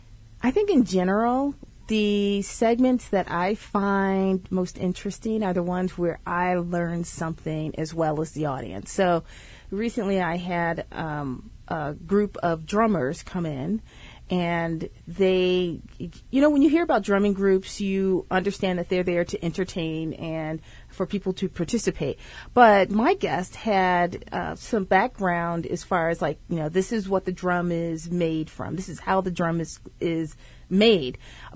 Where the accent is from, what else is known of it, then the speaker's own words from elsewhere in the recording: Aurora, Illinois, United States; moved away as an adult; also born or lived in Champaign-Urbana, Illinois / Austin, Texas / Europe / Silicon Valley, California; now in Maplewood/South Orange, New Jersey, United States; I'm originally from Illinois, right outside of Chicago, a town called Aurora, which is where I grew up.